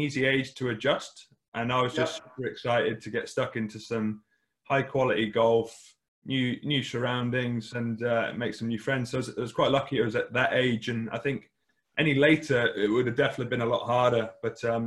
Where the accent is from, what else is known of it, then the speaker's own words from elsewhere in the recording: Oxford, South East England, United Kingdom; I was born down in Oxford. Grew up there